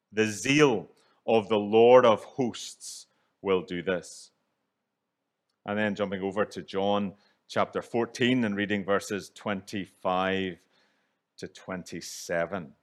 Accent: Northern Ireland, United Kingdom; moved away; growing up in Northern Ireland, where divisions run deep

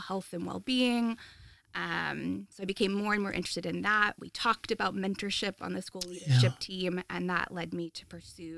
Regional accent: Oregon, United States; moved away as an adult; also born or lived in North Carolina; now in Trondheim, Norway; Born and raised in Oregon, and moved with my husband for his master's to North Carolina

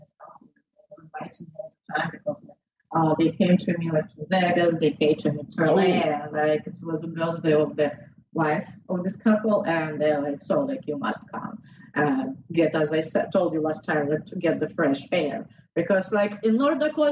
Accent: southern Russia, Russia; English is a second language; also born or lived in Florida; now in Miami, United States; I'm from South Russia.

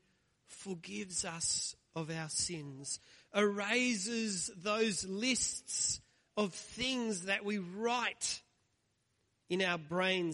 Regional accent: Australia; growing up in the church, growing up in Australia

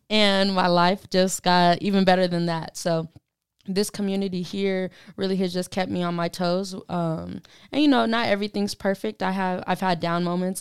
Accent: Denver, Colorado, United States; also born or lived in Arkansas; now in Pueblo, United States; I'm from Denver, Colorado, so pretty close to, you know, good old Pueblo

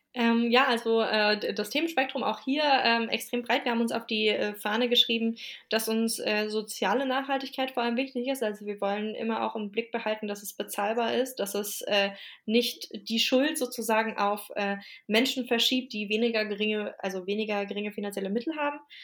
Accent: Wiesbaden, Hesse, Germany; moved away as an adult; now in Leipzig, Germany; zu Wiesbaden, das ist meine Heimatstadt und da sitze ich auch gerade, weil ich hier bei meinen Eltern zu Besuch bin

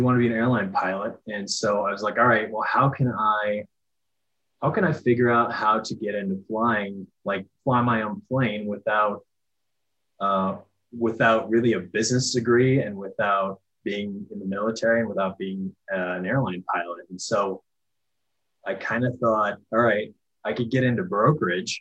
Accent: Denver, Colorado, United States; also born or lived in Minneapolis; I'm from Denver and kind of wanted to move back.

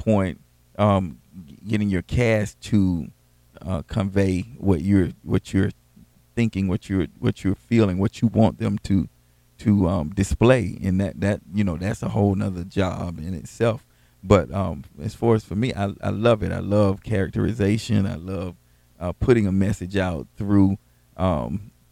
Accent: Quincy, Florida, United States; growing up in Quincy, Miranda and I grew up in the same city

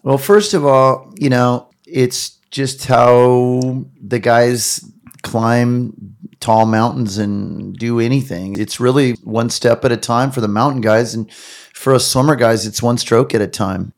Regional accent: Long Beach, California, United States; I'm growing up in Southern California in Long Beach

